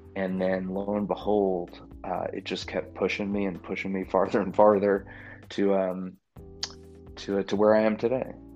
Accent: just outside of Manhattan, New York, United States; now in Louisville, United States; I'm a New Yorker. I grew up just outside of Manhattan.

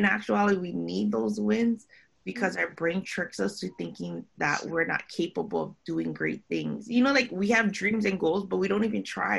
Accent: Philippines; I'm Filipino, you know, with Hawaiian, Spanish, Chinese.

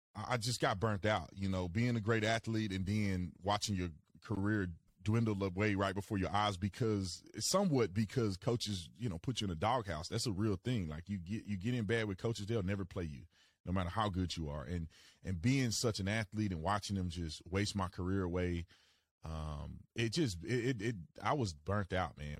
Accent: Fort Worth, Texas, United States; moved away; also born or lived in Arizona; I'm originally from Fort Worth, Texas

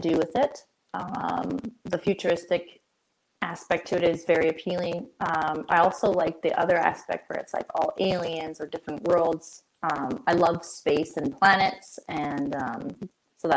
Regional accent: Canada; I am Canadian

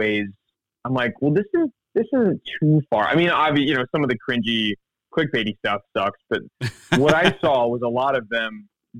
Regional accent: Missouri, United States; because I grew up in the Ozarks in Missouri. So I'd talk about the skeleton trees in a Missouri winter just crackling in the wind.

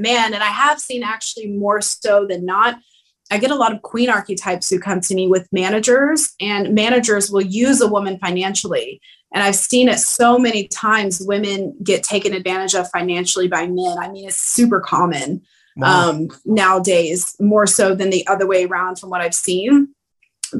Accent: the South, United States; I grew up in the South traditionally

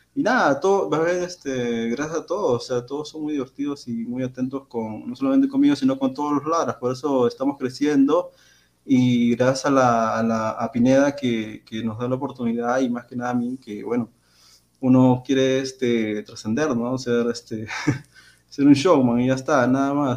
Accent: Peru

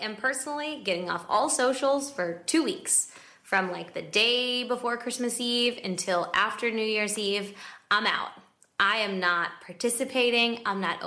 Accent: Midwest, United States; moved away as an adult; now in Los Angeles, United States; I'm from the Midwest

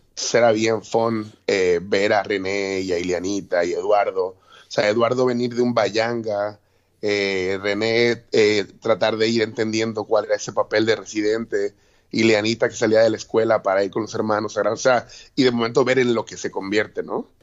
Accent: Mexico City, Mexico; moved away as an adult; now in Puerto Rico; yo soy de la Ciudad de México

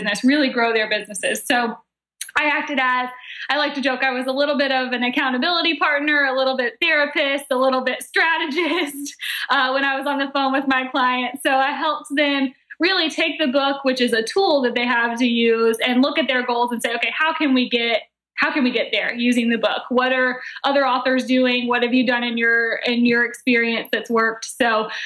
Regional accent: Atlanta, Georgia, United States; moved away as an adult; now in Charleston, United States; I'm from Atlanta originally.

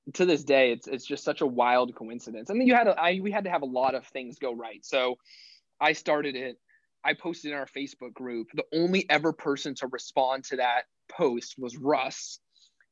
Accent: Phoenix, Arizona, United States; moved away as an adult; also born or lived in Miami; now in New York, United States; I'm from Phoenix, Arizona, and I went back to Phoenix.

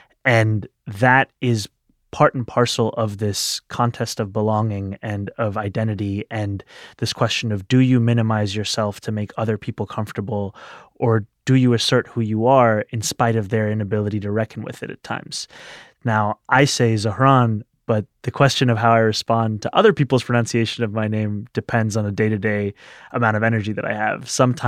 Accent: New York City, New York, United States; Growing up in New York City, it's a very diverse place, and yet I remember being very self-conscious about my identity in high school especially.

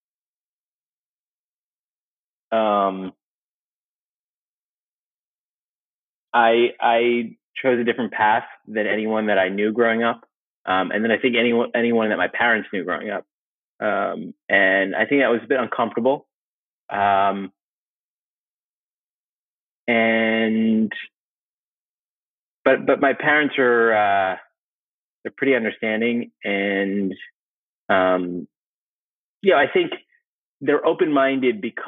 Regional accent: New York City, New York, United States; I was growing up in New York City, Brooklyn has these sort of micro communities

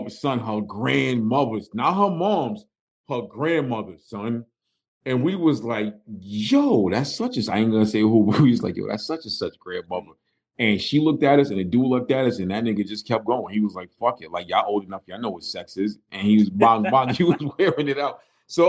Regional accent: New York, United States; moved away; from growing up in New York and constantly visiting New York after I moved out

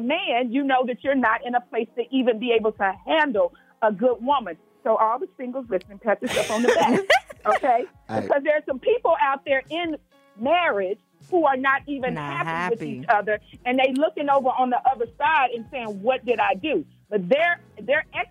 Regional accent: Memphis, Tennessee, United States; I'm from Memphis

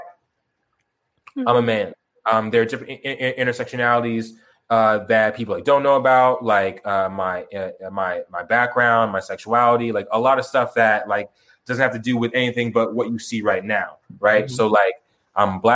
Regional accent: Tucson, Arizona, United States; also born or lived in Chicago, Illinois; I was born and raised in Chicago, but Tucson, but I grew up in Tucson

